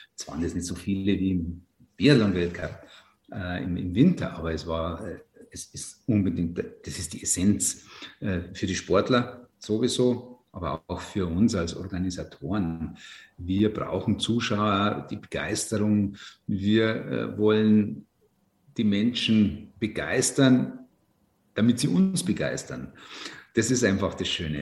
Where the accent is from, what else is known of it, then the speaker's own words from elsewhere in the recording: Ruhpolding, Bavaria, Germany; Dieser Flecken Erde, auf dem ich da leben darf, ich bin da so verwurzelt, ich will da nicht weg